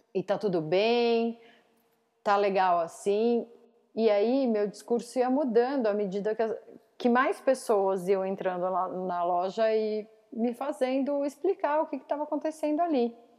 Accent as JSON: {"language": "Portuguese", "town": "São Roque", "region": "São Paulo", "country": "Brazil", "tie": "born or raised there", "lives_now": "Tatuí, Brazil", "said": "perto de São Roque, que é onde eu cresci. Ou vamos dizer aqui, eu moro em Tatuí"}